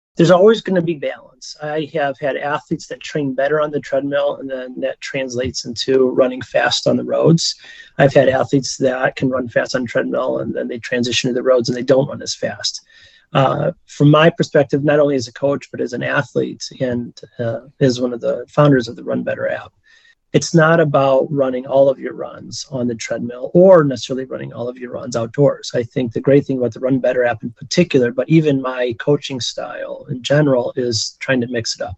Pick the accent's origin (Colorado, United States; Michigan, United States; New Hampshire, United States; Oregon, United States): Michigan, United States; now in Chicago, United States; I'm originally from Michigan, as is my wife